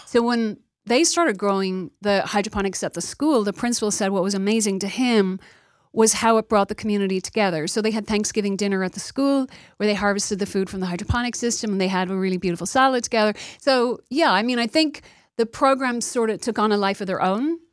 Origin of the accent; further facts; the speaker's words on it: Dublin, Leinster, Ireland; moved away as an adult; also born or lived in New York / Los Angeles; now in United States; I come from Dublin, Ireland. I immigrated here thirty years ago.